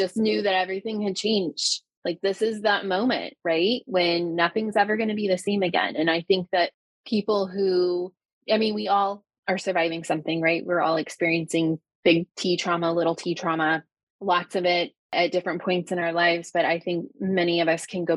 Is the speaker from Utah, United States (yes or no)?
no; Ohio, United States; I'm a teacher from Ohio